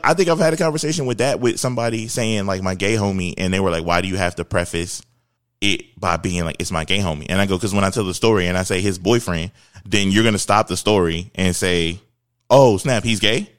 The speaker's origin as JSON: {"language": "English", "town": "Philadelphia", "region": "Pennsylvania", "country": "United States", "tie": "born or raised there", "said": "I grew up in Philadelphia"}